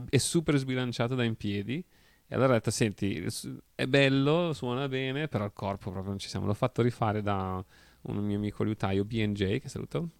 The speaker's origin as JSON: {"language": "Italian", "town": "Venice", "region": "Veneto", "country": "Italy", "said": "sono veneziano"}